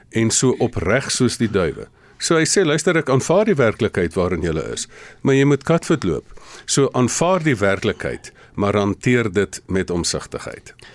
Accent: South Africa; ons as Suid-Afrikaners

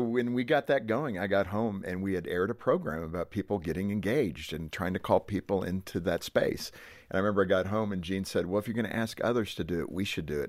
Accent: Southern California, United States; I was born in Southern California

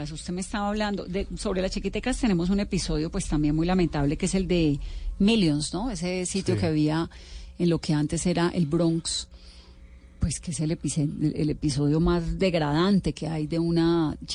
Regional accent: Cali, Valle del Cauca, Colombia; Yo soy caleña, imagínese cómo crecí en los años 80.

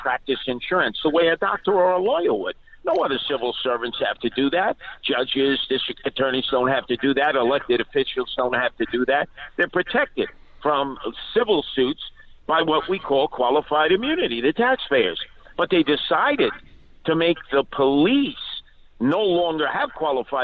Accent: New York City, New York, United States; I'm from Brooklyn

